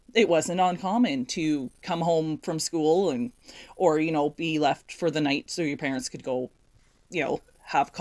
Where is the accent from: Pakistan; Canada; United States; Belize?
Canada; being a Canadian